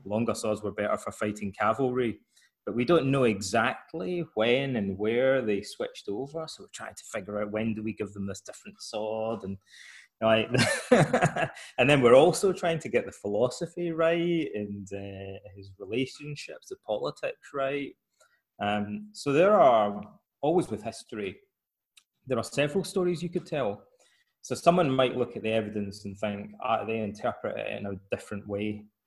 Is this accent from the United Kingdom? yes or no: yes; Scotland, United Kingdom; moved away as an adult; also born or lived in Aberdeen; now in Athens, Greece; in Scotland, uh, my hometown, most of my friends' fathers were Freemasons